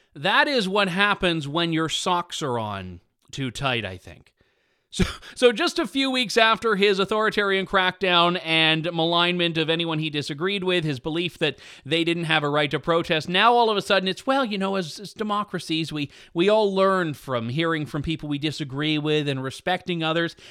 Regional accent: Canada; I'm Canadian

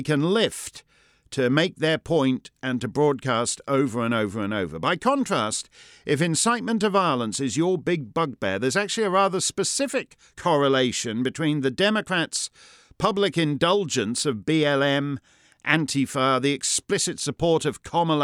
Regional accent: Canada; now in New Hampshire, United States; Being Canadian

